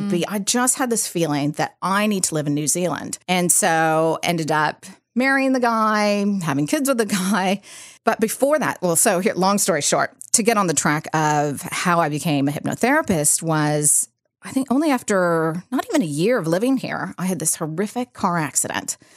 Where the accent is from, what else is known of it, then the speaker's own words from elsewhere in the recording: San Rafael, California, United States; So I grew up in California, Bay Area, and in a little, well, not a little town, but a place called San Rafael, which is just right over the Golden Gate Bridge.